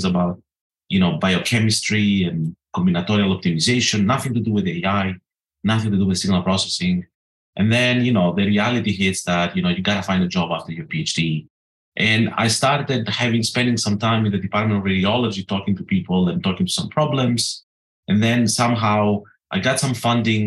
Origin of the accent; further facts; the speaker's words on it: Greece; moved away as an adult; also born or lived in North Carolina, United States; now in Edinburgh, United Kingdom; I grew up as a kid and as a teenager thinking I'm an American trapped in a Greek body